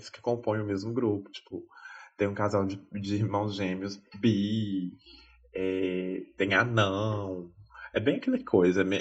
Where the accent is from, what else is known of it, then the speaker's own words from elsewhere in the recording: France; Portuguese is a second language; Porque assim, né, gente, sou francesa, né